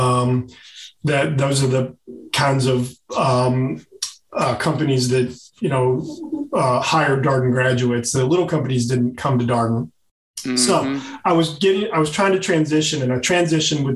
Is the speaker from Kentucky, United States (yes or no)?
yes; Louisville, Kentucky, United States; also born or lived in Virginia; Louisville, Kentucky, my hometown